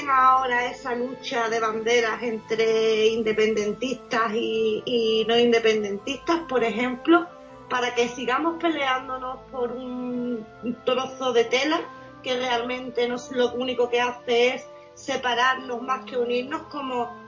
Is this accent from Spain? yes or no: yes; Spain; Porque tú eres, por ejemplo, de México, yo soy de España